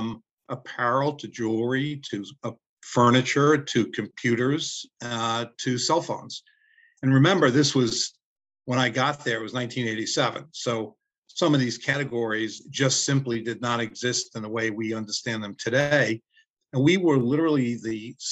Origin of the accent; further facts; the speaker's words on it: New York City, New York, United States; Growing up in Brooklyn